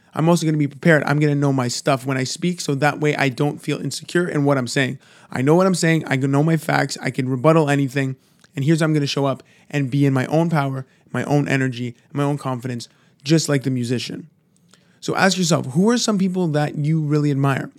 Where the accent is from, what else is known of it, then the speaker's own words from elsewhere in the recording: Toronto, Ontario, Canada; I'm from, I'm from Toronto